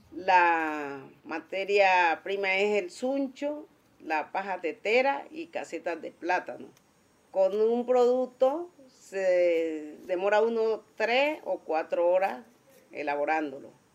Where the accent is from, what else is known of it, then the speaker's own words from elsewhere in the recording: Magüí Payán, Nariño, Colombia; now in Cali, Colombia; soy de Maguipayán, Nariño, residente en Cali